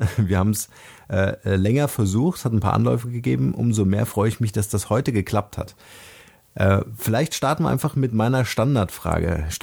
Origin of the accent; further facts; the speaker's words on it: East Germany, Germany; Durch meine Kindheit in Ostdeutschland, die darauffolgende Wiedervereinigung und in meiner Karriere im Marketing von Procter Gamble habe ich viele Chancen nutzen können, um mich persönlich weiterzuentwickeln.